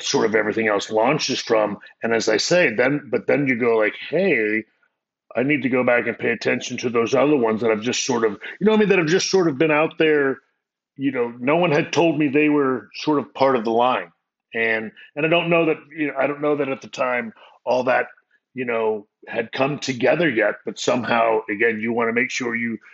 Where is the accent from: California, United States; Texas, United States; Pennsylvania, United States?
Texas, United States; San Antonio; I'm a kid from San Antonio